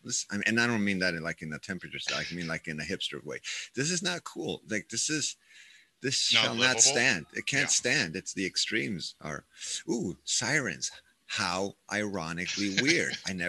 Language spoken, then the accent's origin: English; Arizona, United States; now in Minneapolis, United States